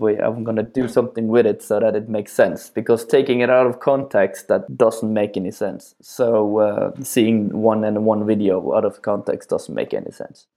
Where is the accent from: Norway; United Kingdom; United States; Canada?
Norway; born or raised there; moved away as an adult